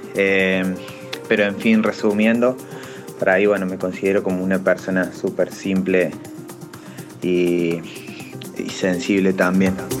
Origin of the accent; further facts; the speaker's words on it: Villa María, Córdoba, Argentina; mi ciudad, yo soy de Villa María, Córdoba